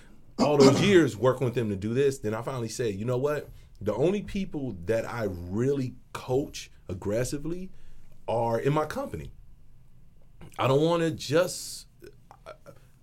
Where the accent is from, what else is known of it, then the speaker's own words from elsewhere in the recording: Chicago, Illinois, United States; now in Arizona, United States; Coming from the west side of Chicago, I'm from Independence and Flournoy, Lawndale community.